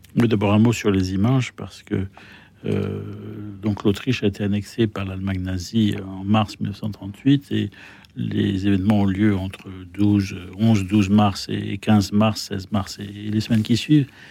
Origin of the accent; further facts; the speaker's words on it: France; je suis français